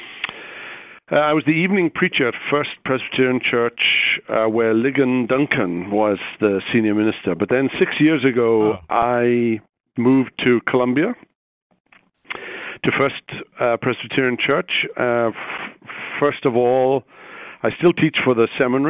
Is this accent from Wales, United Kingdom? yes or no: yes; Wales, United Kingdom; moved away as an adult; also born or lived in Belfast, Northern Ireland / Jackson, Mississippi; now in Columbia, United States; I grew up in Britain, in Wales, went to school there